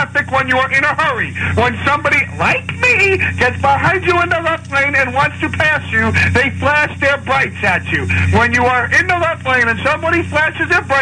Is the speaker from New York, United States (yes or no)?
yes; Westchester, New York, United States; I'm from Westchester